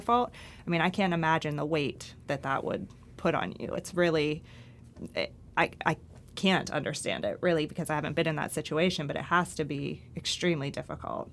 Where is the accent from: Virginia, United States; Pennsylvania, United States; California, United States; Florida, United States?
Pennsylvania, United States; Pittsburgh; I grew up in Pittsburgh